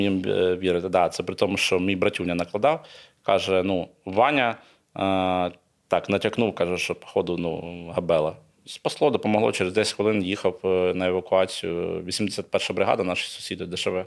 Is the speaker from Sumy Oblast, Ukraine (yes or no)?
no; Kyiv, Ukraine; Я з Києва, ну я киянин